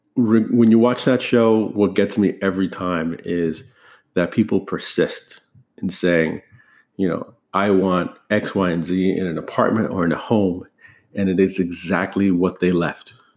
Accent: United States; I'm an American, um, born and raised here

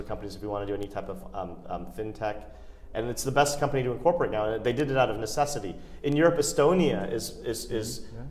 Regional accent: United States; I'm an Indian, but I was born and raised in the United States.

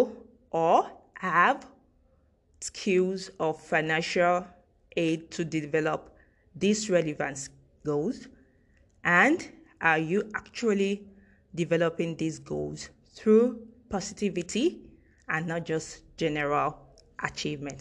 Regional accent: Nigeria; as a Nigerian

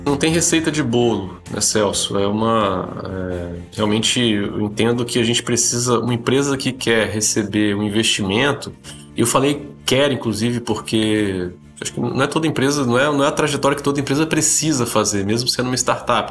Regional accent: Espírito Santo, Brazil; also born or lived in Brasília; Eu nasci em Brasília, mas é, me sinto até mais capixaba porque vim aqui para o Espírito Santo com um ano de idade.

